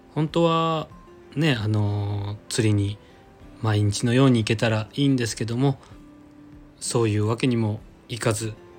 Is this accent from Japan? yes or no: yes; Nagasaki, Japan; now in Kanto, Japan; 地元長崎に帰省する